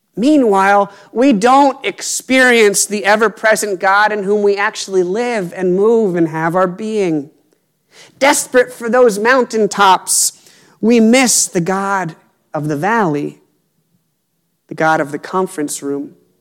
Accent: Appalachia, United States; I grew up near the Appalachian Trail

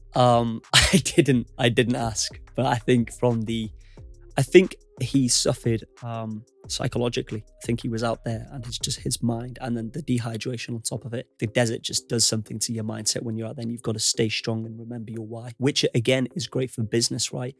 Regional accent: United Kingdom; U K is my home country.

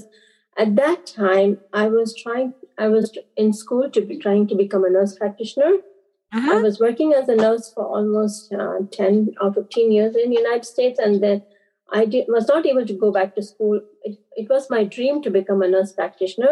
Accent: Andaman and Nicobar Islands, India; I was born and brought up in Andaman and Nicobar Islands. It's islands that belongs to India

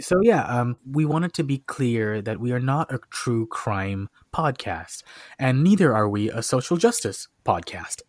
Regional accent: Washington, United States; moved away as an adult; now in Atlanta, United States; I knew a lot about my my home state

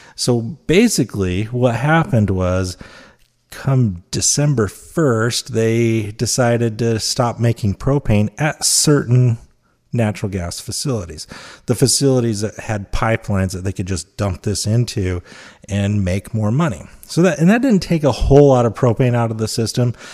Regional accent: Utah, United States; I'm from Utah

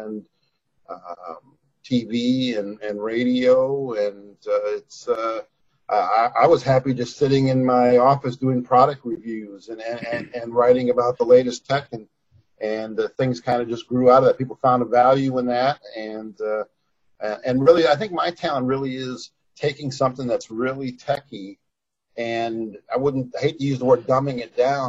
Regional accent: Wisconsin, United States; moved away as an adult; also born or lived in Iowa; now in Atlanta, United States; I'm not from Atlanta originally, but I've been here 30 years now, which is amazing. And grew up in Wisconsin

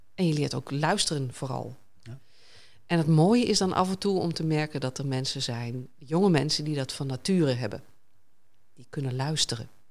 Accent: Hoogezand, Groningen, Netherlands; also born or lived in Sappemeer; ik ben geboren in Sappemeer, verhuisd naar Hoogzand.

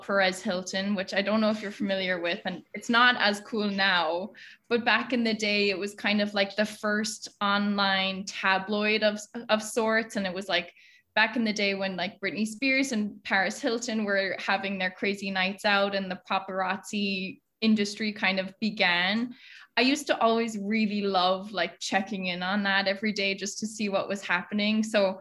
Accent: Oranmore, Connacht, Ireland; moved away as an adult; now in New York, United States; I'm from Galway back home, a town called Oranmore

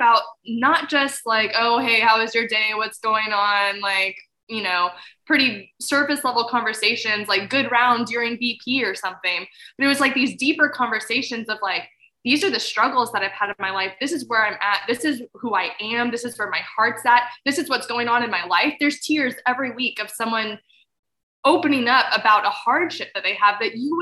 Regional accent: Fredericksburg, Texas, United States; the church that I grew up in Fredericksburg

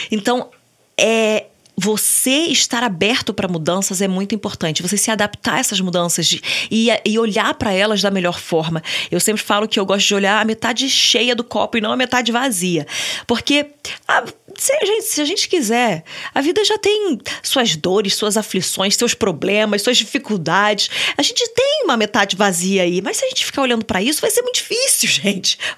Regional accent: Niterói, Rio de Janeiro, Brazil; born there; also born or lived in São Paulo; Eu nasci no, em Niterói, e aí, com uns 6, 7 anos, eu, eu tava virando 7 anos, a gente se mudou para São Paulo.

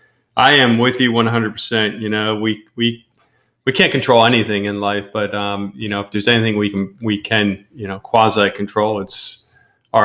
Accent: Pennsylvania, United States; moved away; we're from Pennsylvania

